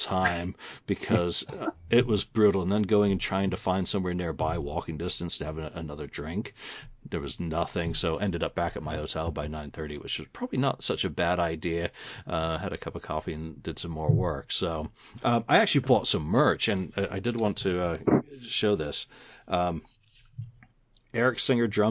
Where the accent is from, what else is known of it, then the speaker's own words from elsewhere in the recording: England, United Kingdom; I'm a boy from England.